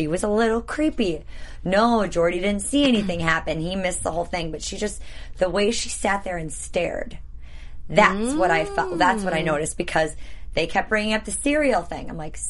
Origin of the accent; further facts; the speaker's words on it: Wisconsin, United States; And sadly, I'm from Wisconsin.